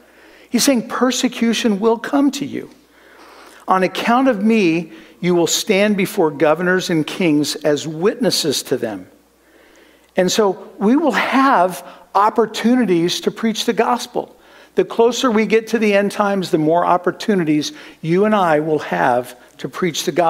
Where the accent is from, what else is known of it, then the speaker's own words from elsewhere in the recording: Midwest, United States; moved away; also born or lived in Kansas; growing up in the Midwest where we had horrible thunderstorms